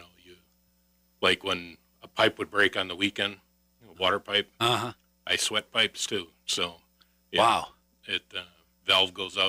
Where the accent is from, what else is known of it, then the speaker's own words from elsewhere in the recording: Racine, Wisconsin, United States; moved away; I was from Racine originally